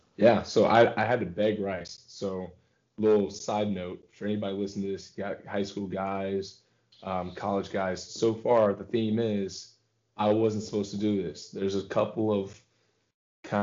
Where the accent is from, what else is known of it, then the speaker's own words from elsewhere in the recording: Texas, United States; I'm from Texas